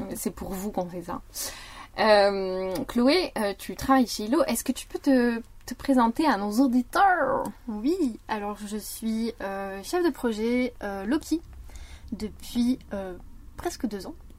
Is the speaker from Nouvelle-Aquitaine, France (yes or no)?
yes; near Parthenay, Nouvelle-Aquitaine, France; je viens de Viennet, qui est un petit patelin à côté de Partenay